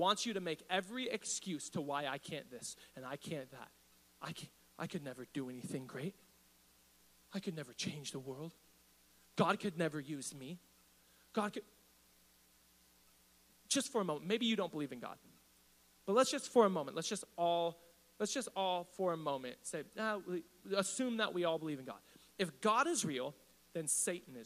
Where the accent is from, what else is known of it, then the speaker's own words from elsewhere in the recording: Riverside, California, United States; also born or lived in East Los Angeles, California; I was raised in East Riverside